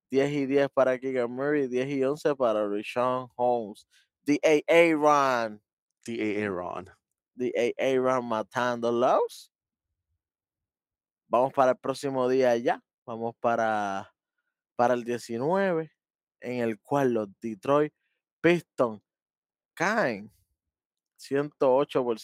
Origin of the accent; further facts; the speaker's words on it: Dominican Republic; yo soy dominicano también.